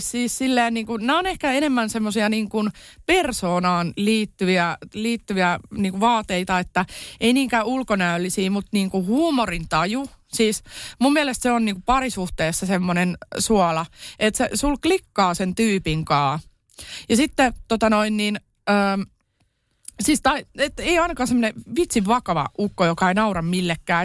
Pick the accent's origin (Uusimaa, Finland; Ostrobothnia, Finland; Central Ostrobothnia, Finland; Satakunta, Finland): Uusimaa, Finland; Kerava; also born or lived in Tampere; Mä oon siis Keravalta lähtöisin lapsuuteni elänyt siellä